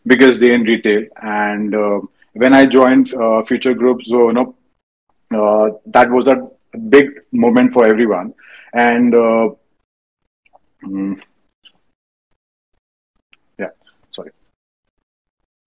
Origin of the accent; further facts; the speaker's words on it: Bareilly, Uttar Pradesh, India; moved away as an adult; now in Mumbai, India; I was born in Bareilly. I did my schooling in Bareilly. Even I did my engineering in Bareilly.